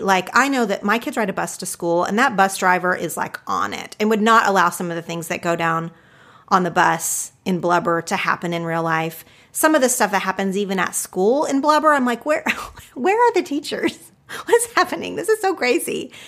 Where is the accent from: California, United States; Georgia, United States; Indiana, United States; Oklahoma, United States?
Oklahoma, United States; I grew up in Oklahoma, did not know a single Jewish person